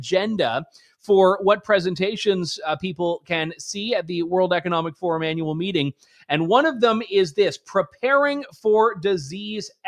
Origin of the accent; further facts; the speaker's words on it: Canada; as a Canadian